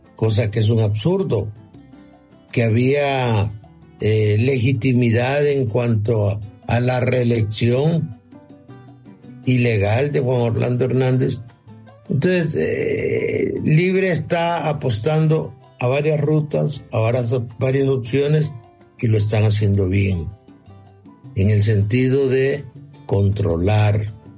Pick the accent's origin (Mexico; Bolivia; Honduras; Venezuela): Honduras; aquí somos hondureños